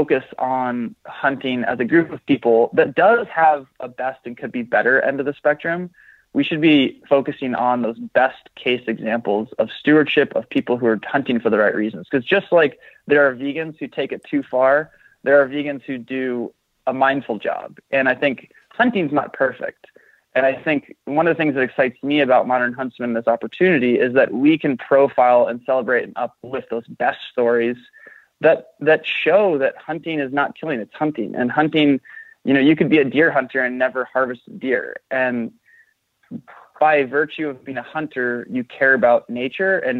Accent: Marin County, California, United States; I grew up in California in Marin County, which is a incredibly liberal part of the state

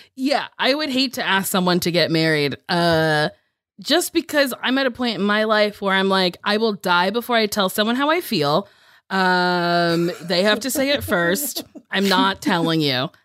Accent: Lincroft, New Jersey, United States; moved away; I'm from Lincroft, which is a little, a little town inside of Middletown

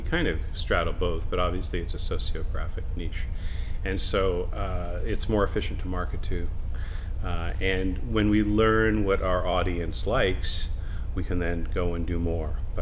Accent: Canada; I'm very thankful that I'm Canadian

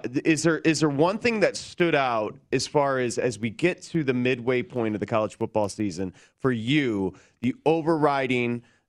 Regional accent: Michigan, United States; I'm from Michigan

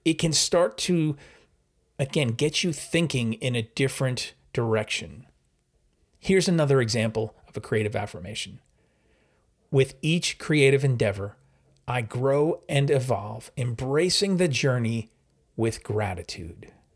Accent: New York, United States; now in New Jersey, United States; I'm from New York, uh, I live in New Jersey

